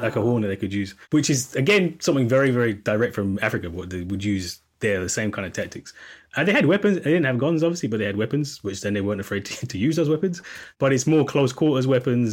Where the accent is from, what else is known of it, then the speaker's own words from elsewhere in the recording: Jamaica; As a Jamaican